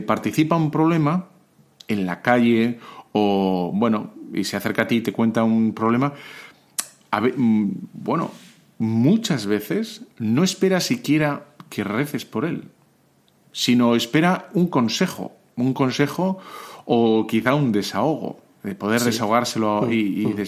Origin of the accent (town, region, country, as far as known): Spain